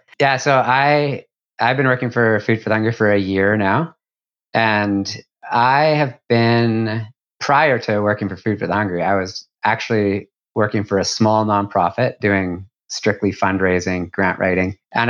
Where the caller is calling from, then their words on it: Dartmouth, Nova Scotia, Canada; I am joining you from Dartmouth, Nova Scotia, which is just across the harbor from Halifax.